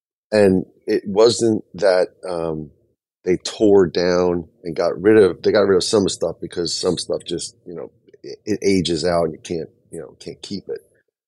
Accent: New Jersey, United States; I'm from New Jersey.

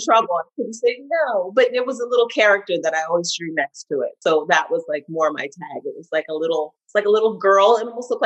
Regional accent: Los Angeles, California, United States; moved away as an adult; also born or lived in New York; I'm born and raised

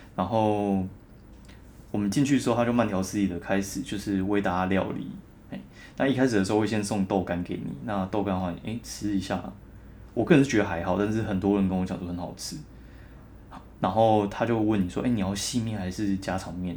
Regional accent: southern Taiwan, Taiwan; 我南部人爆喜欢甜的

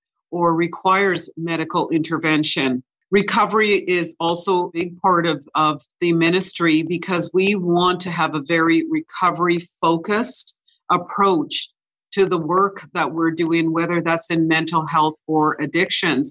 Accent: Winnipeg, Manitoba, Canada; also born or lived in Ocho Rios, Jamaica; I was born in Jamaica in a little town called Ocherias

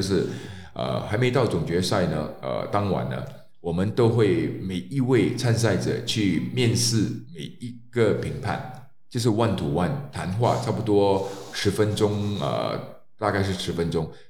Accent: Malaysia; 我们马来西亚有三大种族

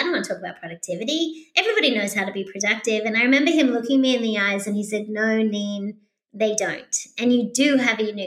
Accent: Australia; moved away as an adult; also born or lived in Sydney, Australia; now in United States; being an Australian

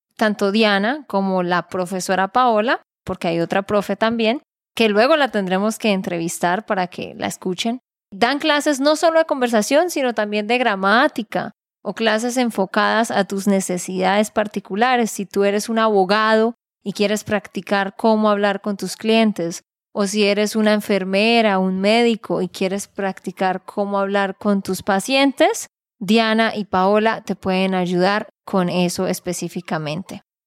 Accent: Santander, Colombia; de Santander, Colombia.

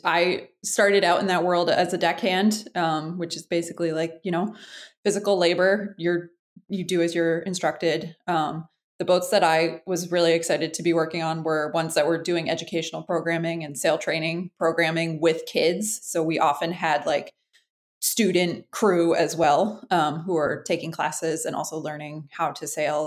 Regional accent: Freeport, Maine, United States; I uh, grew up in Freeport, Maine, which is uh, not quite where I live now, but I'm not far from there.

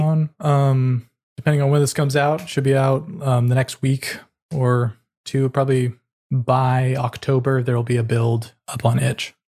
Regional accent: California, United States; moved away; also born or lived in New York City; I'm born and raised in California

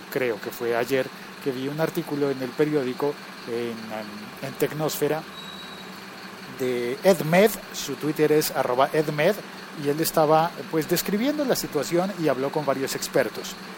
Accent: Colombia; also born or lived in France; en mi país

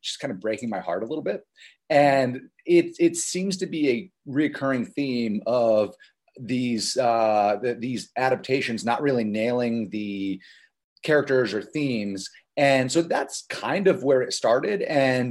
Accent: Los Angeles, California, United States; I'm from Los Angeles. It's kind of where we're based.

